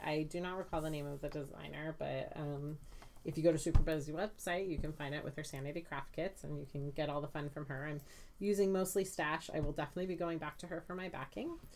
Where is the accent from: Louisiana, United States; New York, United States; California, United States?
California, United States; Santa Clarita; I grew up in Santa Clarita